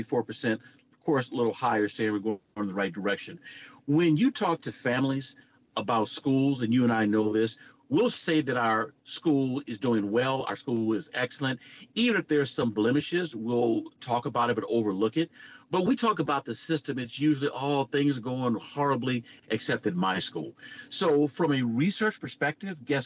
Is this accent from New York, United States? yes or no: no; Los Angeles, California, United States; now in Virginia, United States; as a kid or a young man growing up in Los Angeles